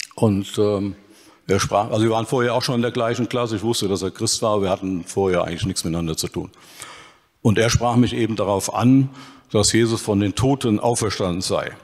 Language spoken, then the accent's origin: German; Dillenburg, Hesse, Germany; Und nachmittags auf dem Fußballplatz, entweder in Dillenburg oder im Nachbarort Vonhausen. Ich habe also meine Kindheit in der Kneipe und auf dem Fußballplatz verbracht